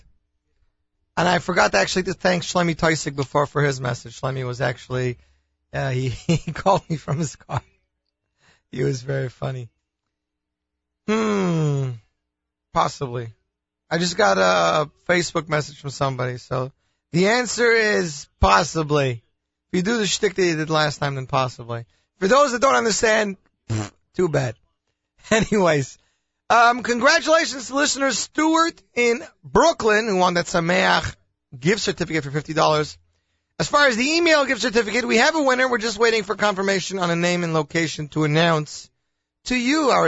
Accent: Canada; I'm Canadian

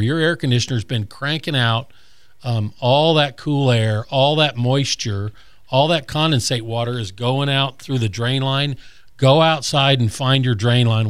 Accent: Colorado, United States; now in Gulf Breeze area, Florida, United States; when I was a kid growing up in Colorado

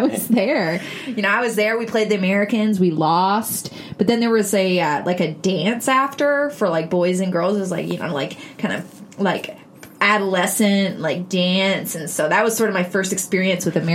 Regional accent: Peterborough, Ontario, Canada; Now, I grew up in a town called Peterborough, Ontario, in Canada.

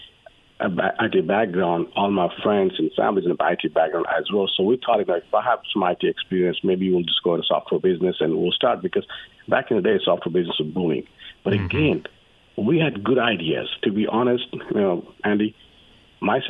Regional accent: Nepal; now in United States; I'm from Nepal

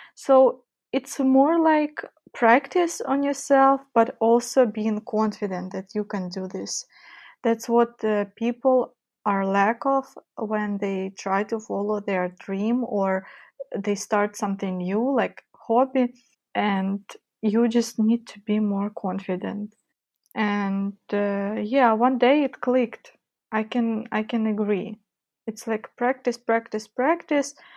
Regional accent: Donetsk, Donetsk Oblast, Ukraine; now in Kyiv, Ukraine; I was born and grown in Ukraine, just not in Kyiv, where I currently live. I was born in east part of Ukraine, where the war is, Donetsk

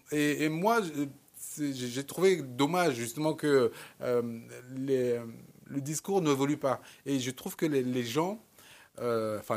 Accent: Cameroon; moi, comme je, je suis camerounais d'origine, euh, et, j'ai mis 30 ans avant de retourner au Cameroun

